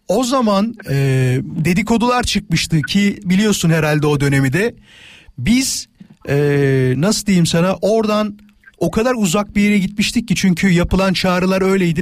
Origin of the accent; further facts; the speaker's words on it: İzmit, Kocaeli, Turkey; hemşeriyiz İzmitliyim ben